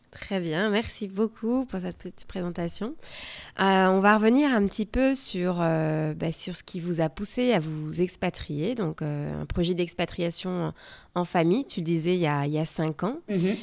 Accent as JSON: {"language": "French", "country": "France", "also_born_or_lived": "West Coast, United States", "moved": "yes", "lives_now": "United States", "said": "je suis française et je vous parle depuis la côte ouest des États-Unis"}